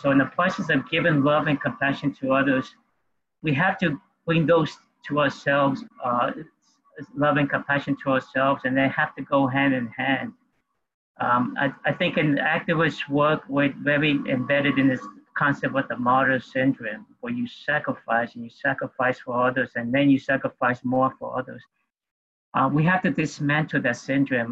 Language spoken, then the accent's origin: English; New York City, New York, United States; also born or lived in Peru; I grew up in New York City